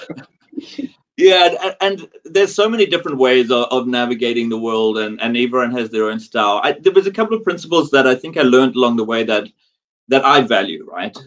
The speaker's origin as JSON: {"language": "English", "country": "South Africa", "tie": "born or raised there", "also_born_or_lived": "Dubai, United Arab Emirates / Singapore", "moved": "as an adult", "lives_now": "London, United Kingdom", "said": "I'm South African born"}